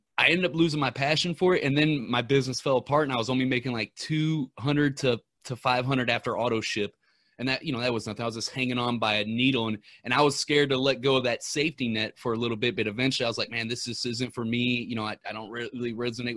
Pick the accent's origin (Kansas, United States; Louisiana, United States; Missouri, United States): Missouri, United States; Ferguson; I'm from Ferguson, Missouri